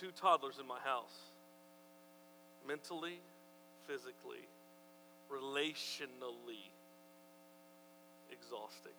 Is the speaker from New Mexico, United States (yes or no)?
yes; New Mexico, United States; I'm from New Mexico